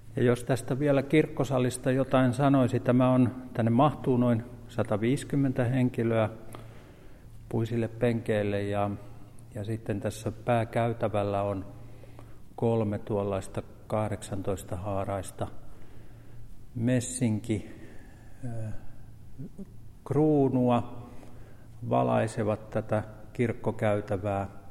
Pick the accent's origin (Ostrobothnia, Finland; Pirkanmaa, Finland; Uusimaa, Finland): Pirkanmaa, Finland; Pirkkala; olen täältä Pirkkalasta syntyisin